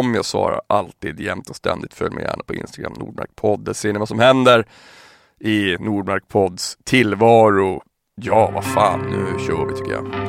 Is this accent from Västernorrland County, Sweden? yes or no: no; Piteå, Norrbotten County, Sweden; moved away; jag är från Piteå från början